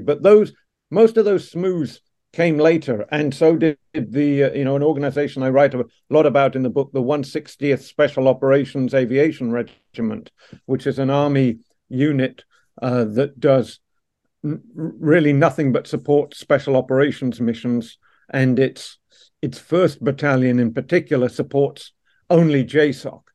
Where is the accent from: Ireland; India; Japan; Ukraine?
Ireland; Dublin, Leinster; also born or lived in Canada / Surrey, England; now in Washington D.C., United States; I was a young English boy growing up in South Dublin uh, in the late 70s and early 80s